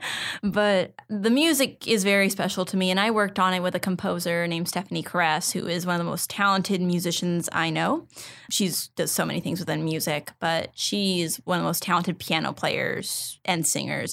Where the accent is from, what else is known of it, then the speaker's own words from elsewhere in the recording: San Ramon, California, United States; I grew up in a town called San Ramon